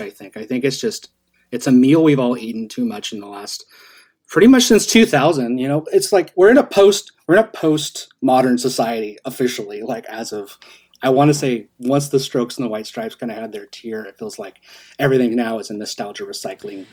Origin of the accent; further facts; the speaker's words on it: Seattle area, Washington, United States; also born or lived in Idaho; We moved from Idaho when I was 7 mm-hmm. and we moved to this to South or uh, it's not really South Seattle. It's like by SeaTac in Des Moines, Federal Way, Kent, oh, yeah. Auburn area.